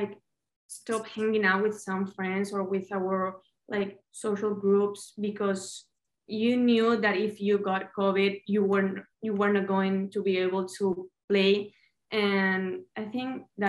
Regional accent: Madrid, Community of Madrid, Spain; moved away; I'm from Madrid, from the capital of Spain.

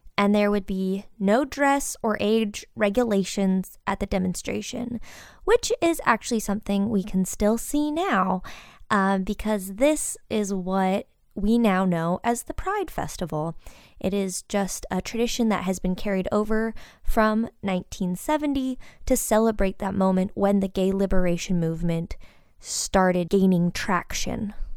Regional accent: Midwest, United States; Growing up in the Midwest, I definitely didn't have an education that focused on this community

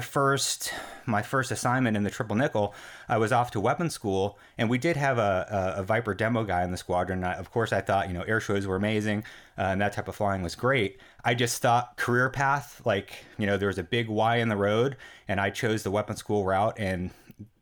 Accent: New York, United States; I grew up in New York

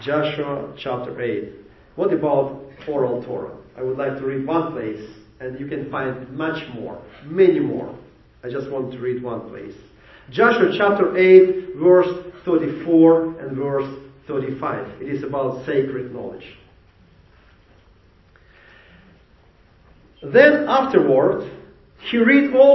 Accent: Ukraine; English is a second language; now in Jacksonville, United States; I came from Ukraine.

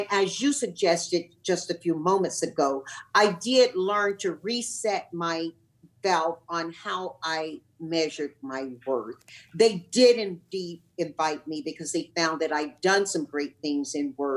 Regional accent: Tarboro, North Carolina, United States; moved away as an adult; also born or lived in California; when I grew up in my hometown in Tarboro, North Carolina

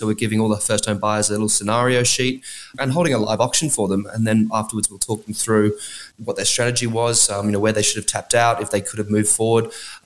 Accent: Canberra, Australian Capital Territory, Australia; Western Creek, it's actually my hometown where I grew up

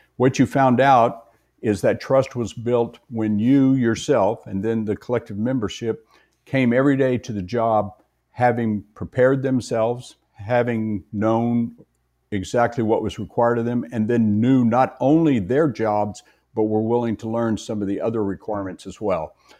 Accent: West Texas, United States; as a young boy growing up in West Texas

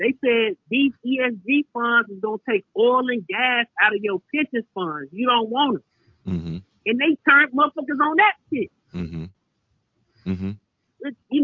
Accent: Texas, United States; now in California, United States; my home state of Texas

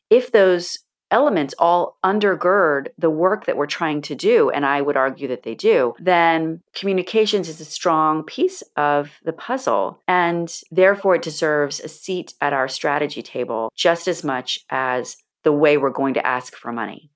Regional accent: Florida, United States; When I was a very little girl growing up in Florida

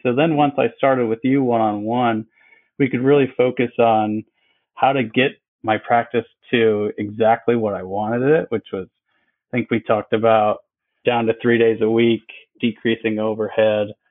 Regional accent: Wisconsin, United States; moved away as an adult; also born or lived in Bradenton, Florida; now in Florida, United States; I grew up in Wisconsin

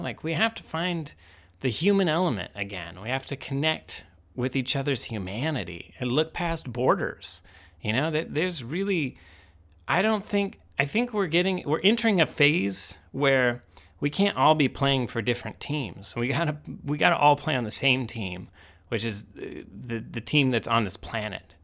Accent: Indiana, United States; growing up in Indiana

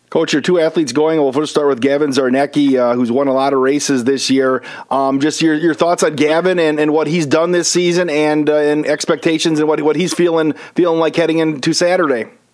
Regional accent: Wisconsin Rapids, Wisconsin, United States; Wisconsin Rapids, which is actually my hometown

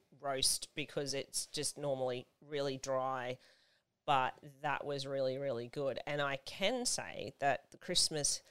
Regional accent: Australia; I clearly was born here in Australia

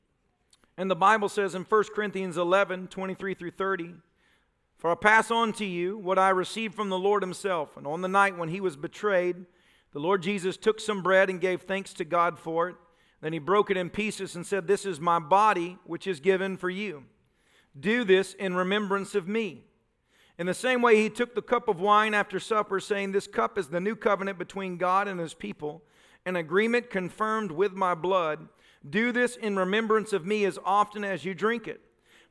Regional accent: Tennessee, United States; moved away; I'm from Tennessee

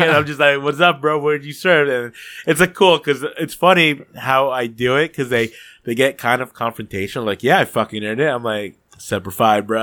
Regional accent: New Jersey, United States; I was born in Jersey

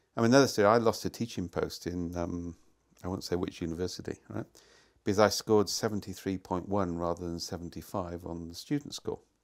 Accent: Wales, United Kingdom; moved away; I come from Wales. We have real hills there

